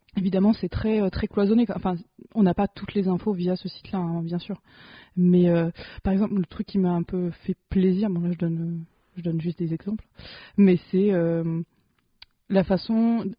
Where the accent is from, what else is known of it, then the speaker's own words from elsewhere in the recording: France; en tant que française privilégiée